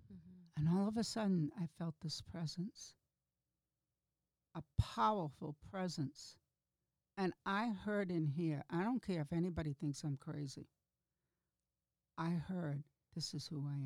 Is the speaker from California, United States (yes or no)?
no; Gloucester, Massachusetts, United States; I grew up in Gloucester, Massachusetts